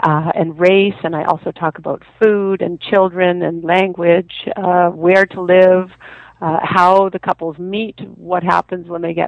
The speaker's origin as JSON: {"language": "English", "country": "Canada", "said": "I'm Canadian and my husband is Austrian."}